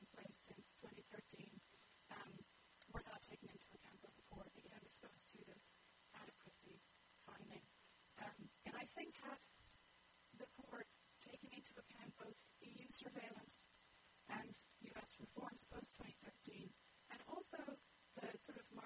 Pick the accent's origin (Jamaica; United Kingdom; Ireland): Ireland; I'm from Ireland